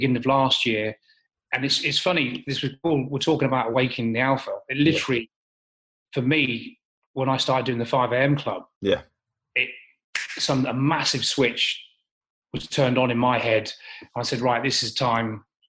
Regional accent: Marham, East of England, United Kingdom; also born or lived in Lincoln; I was born in Lincoln, but my dad was in the RAF. So every 2 years up until the age of 14, when I went to boarding school, and my hometown, because we were stationed at a place called RAF Marham.

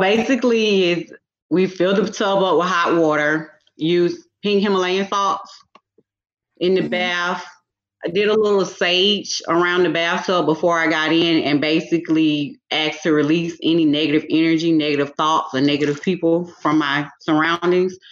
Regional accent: Decatur, Georgia, United States; also born or lived in Atlanta, Georgia; I was born in Atlanta, Georgia. I was raised and grew up in Decatur, Georgia

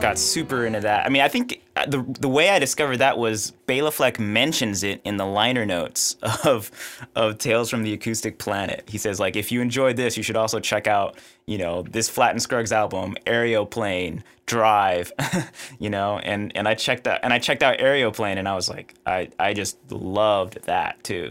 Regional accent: Houston, Texas, United States; I grew up in Houston, Texas, uh, kind of the suburbs of Houston

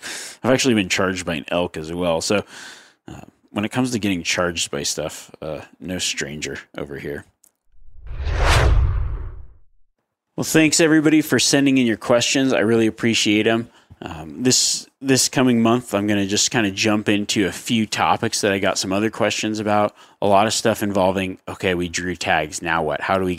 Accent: Northeast, United States; now in Florida, United States; I grew up in the Northeast and after college moved to Florida.

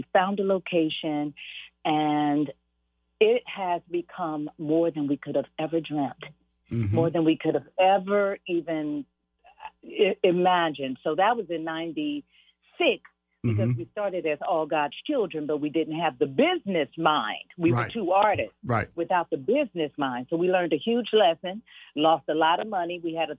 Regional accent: Los Angeles, California, United States; I'm just going to start from the heart because I was born and raised in South Central LA.

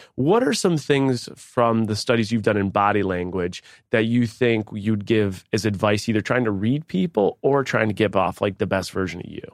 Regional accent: Buffalo, New York, United States; Buffalo, New York. That's my hometown

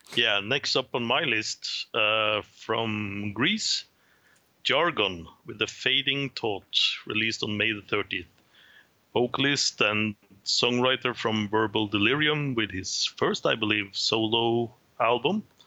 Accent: Trondheim, Trøndelag, Norway; from my hometown of Trondheim, Norway.

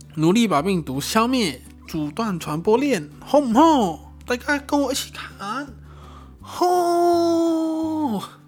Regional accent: Johor Bahru, Johor, Malaysia; 以新山来讲的话，就是柔佛，马来西亚柔佛新山，我的家乡

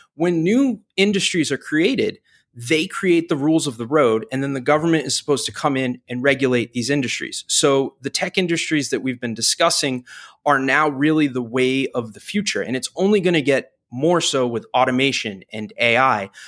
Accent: New Hampshire, United States; now in Washington, D.C., United States; I grew up in New Hampshire

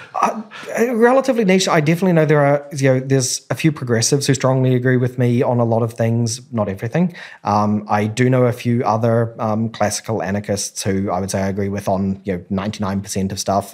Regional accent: New Zealand; I grew up in New Zealand

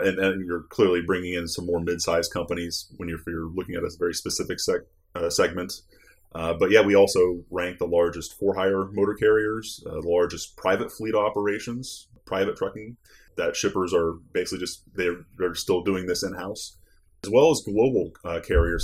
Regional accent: Northwest Ohio, United States; I'm from Northwest Ohio originally

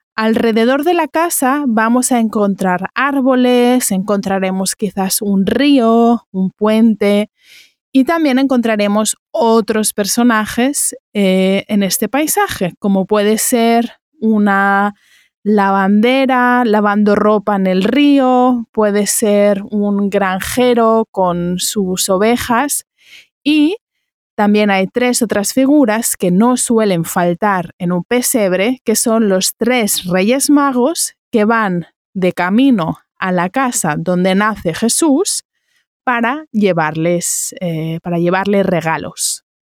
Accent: Barcelona, Catalonia, Spain; accent: Spain; Yo soy de Barcelona y en Cataluña

